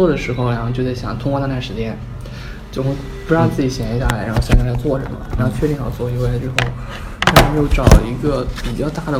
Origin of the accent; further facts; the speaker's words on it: Chengdu, Sichuan, China; 成都人。